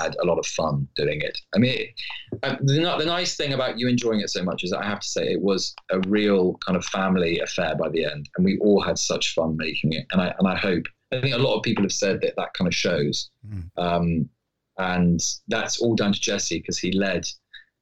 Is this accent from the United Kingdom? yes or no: yes; United Kingdom; me being very British